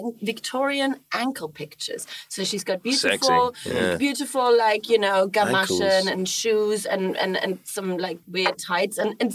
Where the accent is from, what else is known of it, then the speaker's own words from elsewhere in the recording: Germany; moved away as an adult; now in United Kingdom; I'm from Germany